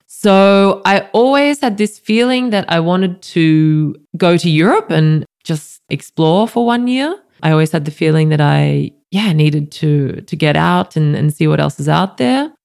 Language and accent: English; Goulburn, New South Wales, Australia; also born or lived in Sydney; now in Berlin, Germany; I'm from Goulburn, in between Sydney and Canberra a relatively bigger country town for Australia, but our property is 30 minutes out of town. So it's living in the bush